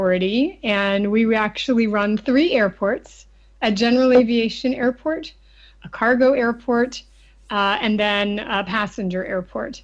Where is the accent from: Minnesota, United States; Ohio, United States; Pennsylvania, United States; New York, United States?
Pennsylvania, United States; just outside of Philadelphia; as a child, I grew up just outside of Philadelphia, Pennsylvania